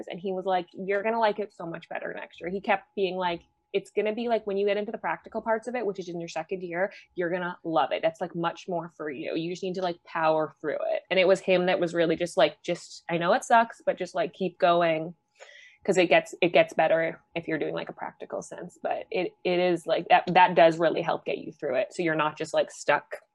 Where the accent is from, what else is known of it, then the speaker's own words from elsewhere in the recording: Canada; privilege being Canadian it's like astounding to me when I first